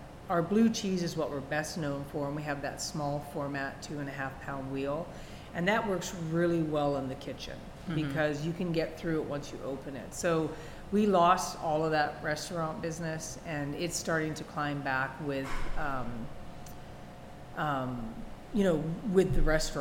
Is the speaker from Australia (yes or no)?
no; Canada; accent: Canadian; also born or lived in Washington State; now in United States; I'm Canadian. I don't know if you can hear that in my accent